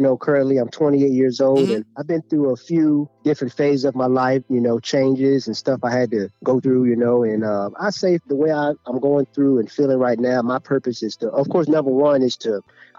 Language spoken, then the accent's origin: English; Hopewell, Virginia, United States; moved away as an adult; now in Hampton Roads, Virginia, United States; Yep, that's where I'm from originally. That's where I was born and raised.